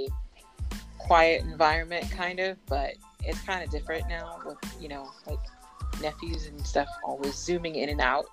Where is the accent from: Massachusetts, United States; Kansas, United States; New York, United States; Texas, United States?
Massachusetts, United States; Boston; I grew up in Boston, Massachusetts